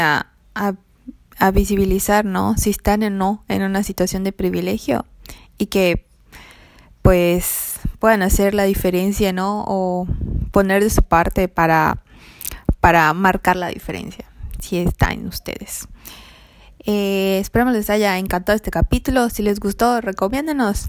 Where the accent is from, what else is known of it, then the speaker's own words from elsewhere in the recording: Mexico; yo era como la mexicana morena, de tez morena